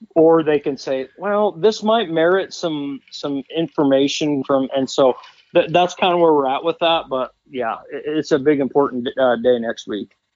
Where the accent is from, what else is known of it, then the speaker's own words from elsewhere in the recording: Montana, United States; also born or lived in Wyoming; now in Cody, United States; I grew up in Montana, where we couldn't bait